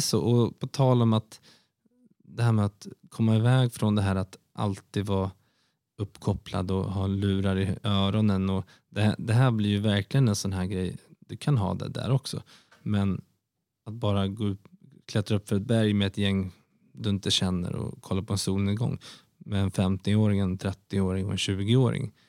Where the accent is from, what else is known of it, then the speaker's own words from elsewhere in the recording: Sweden; also born or lived in London; som svensk